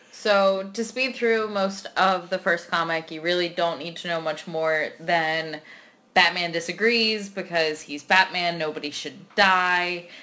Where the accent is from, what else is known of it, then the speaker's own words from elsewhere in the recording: Philadelphia, Pennsylvania, United States; I'm your stereotypical Philly girl